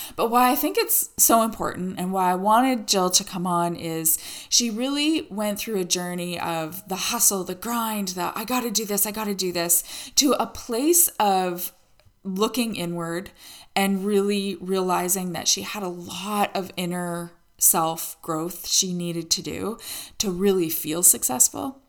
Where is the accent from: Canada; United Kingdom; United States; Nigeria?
Canada